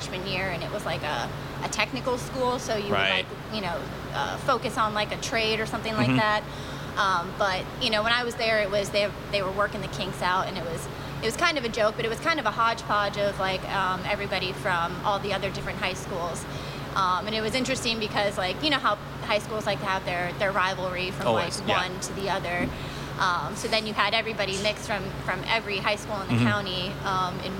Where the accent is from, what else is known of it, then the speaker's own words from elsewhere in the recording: Spring Hill, Florida, United States; I was born and raised in Spring Hill, Florida